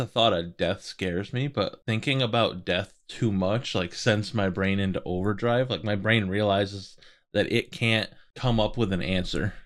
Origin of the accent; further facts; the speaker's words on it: East Coast, United States; We're all from East Coast. Like, grew up not super close to the water